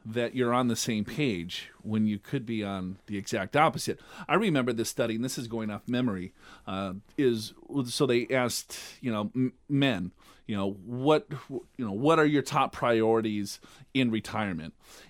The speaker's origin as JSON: {"language": "English", "region": "Minnesota", "country": "United States", "tie": "born there", "said": "I was born in Minnesota."}